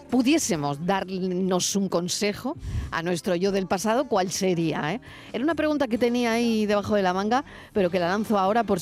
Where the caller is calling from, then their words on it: Almería, Andalusia, Spain; Hola, buenas tardes Mariló y acompañantes. … de Almería.